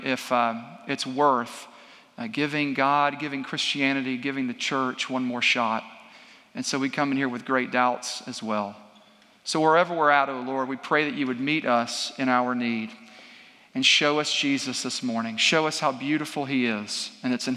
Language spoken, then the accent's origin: English; Franklin, United States; I'm from Franklin.